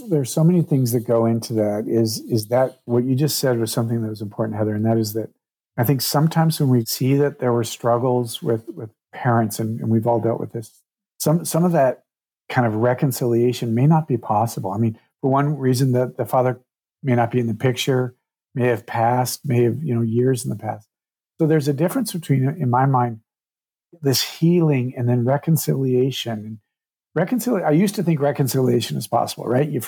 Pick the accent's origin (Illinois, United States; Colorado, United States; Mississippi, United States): Colorado, United States; Durango; that was the first time I'd been back to Durango, my hometown, which a lot of this was filmed around since my dad and my brother both passed.